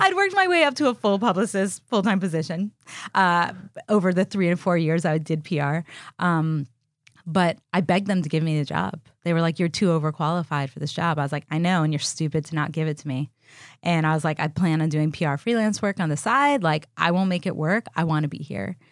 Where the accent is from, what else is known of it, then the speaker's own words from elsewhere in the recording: Miami, Florida, United States; also born or lived in Austin, Texas; now in Los Angeles, United States; my best friend growing up in Miami, Florida